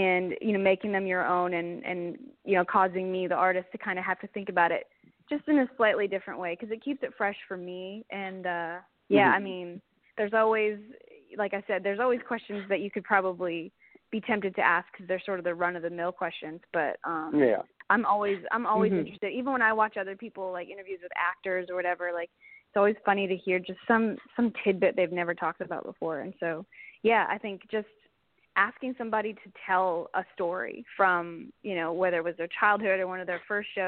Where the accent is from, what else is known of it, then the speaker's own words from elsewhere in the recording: Canada; being a Canadian artist